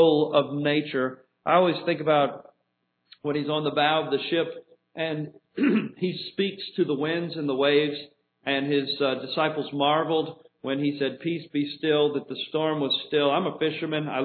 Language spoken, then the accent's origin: English; New Orleans, Louisiana, United States; moved away; I come from New Orleans. It's a very different culture there than it is here.